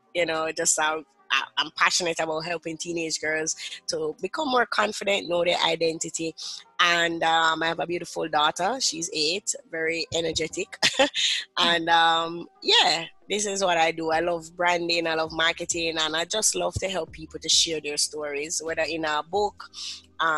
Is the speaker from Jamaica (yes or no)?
yes; Jamaica; I'm from the beautiful island of Jamaica